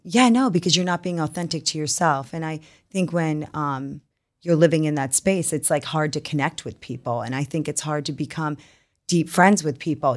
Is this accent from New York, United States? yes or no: yes; New York, United States; moved away; also born or lived in Utah; born and raised in New York